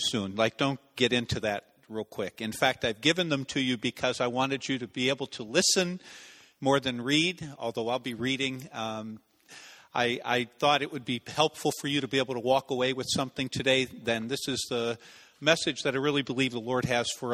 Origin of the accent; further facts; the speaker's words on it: Dunmore, Pennsylvania, United States; I was born in Dunmore